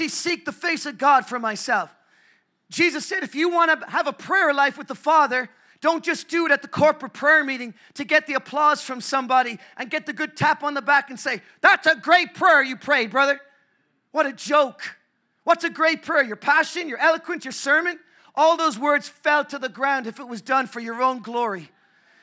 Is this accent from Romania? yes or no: no; Ireland; I'm so grateful I'm Irish. I'm from the Republic of Ireland